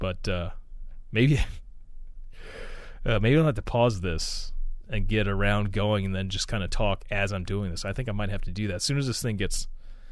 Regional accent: United States; I am an American. And, I've lived my whole life here

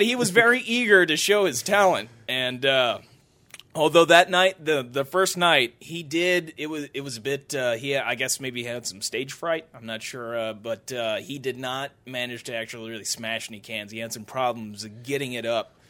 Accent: Washington, Missouri, United States; growing up in Washington, Missouri

